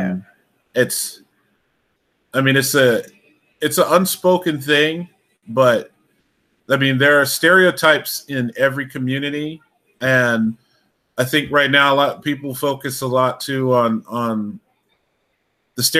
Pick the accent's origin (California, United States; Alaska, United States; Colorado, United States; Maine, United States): Alaska, United States; I grew up in Alaska